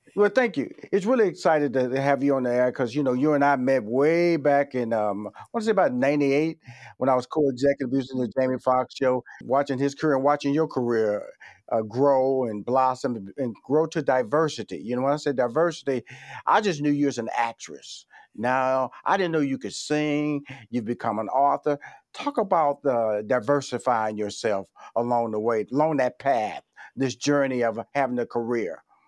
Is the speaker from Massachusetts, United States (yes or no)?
no; Houston, Texas, United States; I come from Houston, Texas